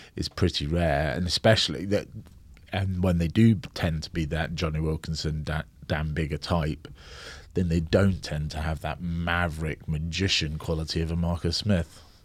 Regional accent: Scotland, United Kingdom; I was born in Scotland. Um, But I was very split down the middle, 'cause, uh, both my parents were English.

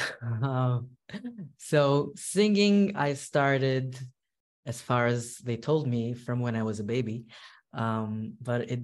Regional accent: New York City, New York, United States; moved away as an adult; now in Monsey, United States; I grew up in Williamsburg, and I got married to Muncie.

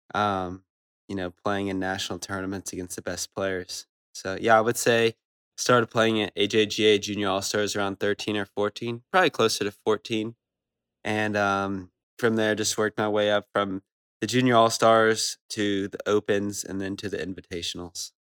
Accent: Louisville, Kentucky, United States; I'm from, um, I'm from Louisville, Kentucky

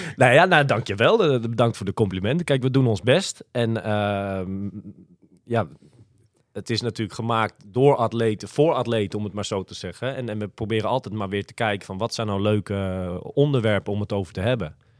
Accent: Almere, Flevoland, Netherlands; ik kom uit Almere

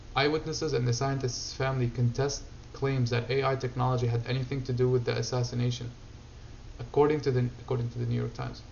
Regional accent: Syria; moved away; I grew up in Syria

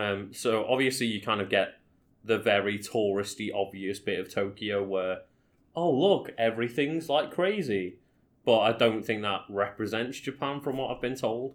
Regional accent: Liverpool, North West England, United Kingdom; where are you from? Oh, Liverpool

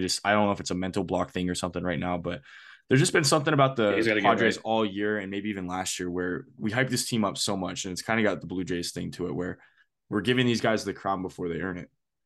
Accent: Las Vegas, Nevada, United States; I did play baseball growing up in Vegas a long time

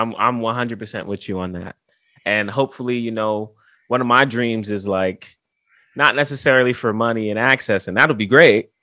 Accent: New York City, New York, United States; I'm from the Bronx

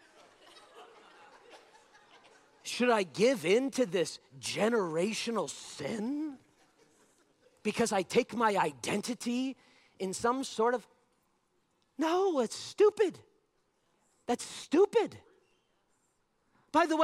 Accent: Las Vegas, Nevada, United States; I was 15 years old, born and raised in Vegas

